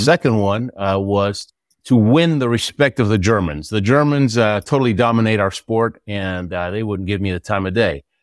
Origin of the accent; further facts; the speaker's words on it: Houston, Texas, United States; also born or lived in Argentina; I lived in Houston, Texas most of my life